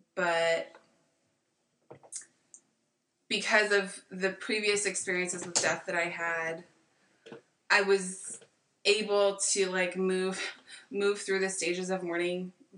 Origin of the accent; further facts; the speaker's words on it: Napa Valley, California, United States; I'm from Napa Valley